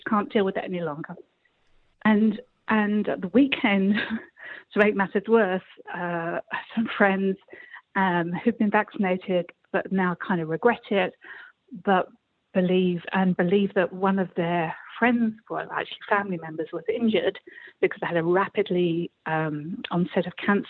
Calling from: South East England, United Kingdom; I'm calling from Kent.

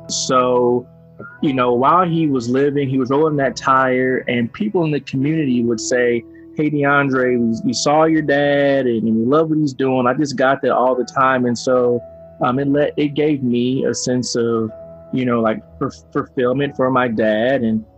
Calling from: Evansville, Indiana, United States; I'm calling from Evansville, Indiana.

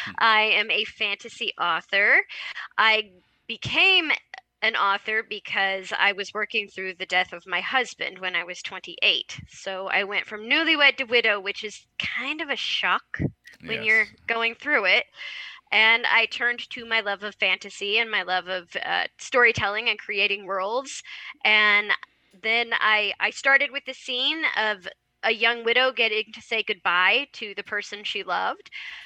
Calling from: Kansas, United States

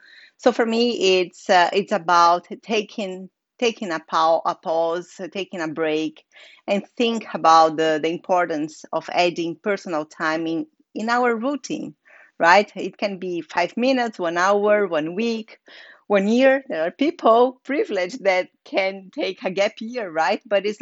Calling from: Sitges, Catalonia, Spain; I'm speaking from Sitges. It's a small village near to Barcelona, Spain. So it's just by the sea at the Mediterranean. So it's a very gorgeous village here.

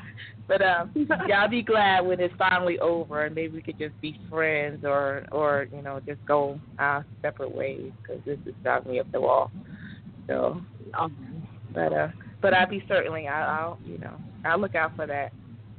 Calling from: Georgia, United States; I'm calling from Georgia

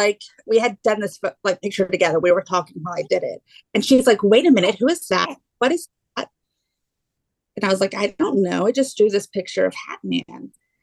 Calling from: Houston, Texas, United States; I'm in Houston, Texas.

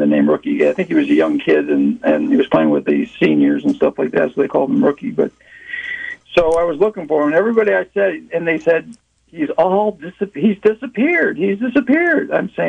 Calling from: Palm Coast, Florida, United States; I'm calling from Florida, Palm Coast, Florida.

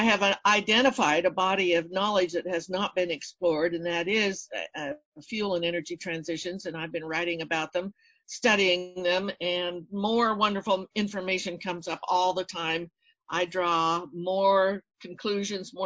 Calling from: Kansas City, Missouri, United States; I'm calling from suburban Kansas City, Missouri

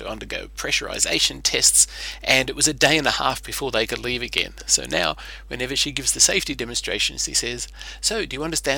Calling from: Sydney, New South Wales, Australia; from Sydney, Australia, and I wanted to tell you a story about a recent flight I took.

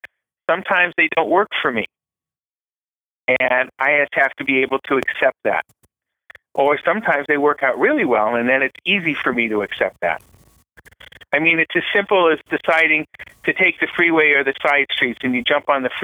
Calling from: Riverside, California, United States; I'm calling from Riverside, California.

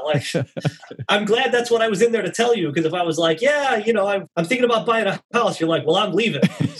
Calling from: Newport Beach, California, United States; I am in beautiful Newport Beach, California.

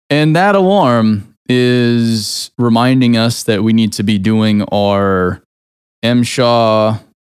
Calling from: Nashville, Tennessee, United States; I'm speaking from Nashville, Tennessee.

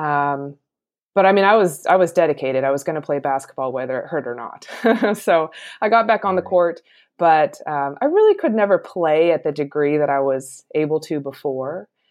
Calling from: Portland, Oregon, United States; I'm calling from Portland, Oregon

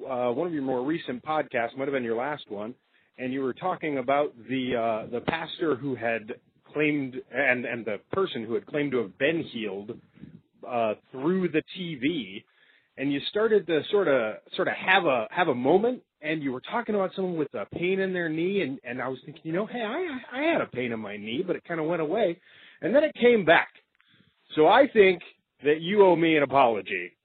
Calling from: Michigan, United States; I'm calling from Michigan.

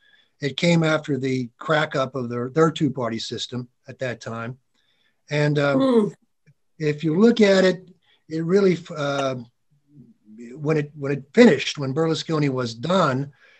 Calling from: Pittsburgh, Pennsylvania, United States; I'm calling from Pittsburgh. I'm also in the state that won the election for Joe Biden.

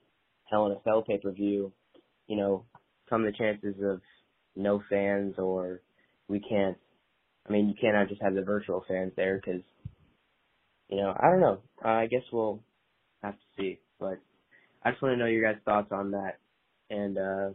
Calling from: Illinois, United States; I'm coming in from Illinois, actually.

